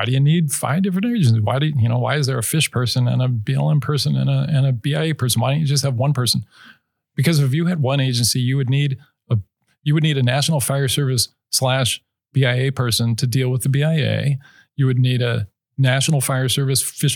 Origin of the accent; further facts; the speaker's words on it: Idaho, United States; I'm from Idaho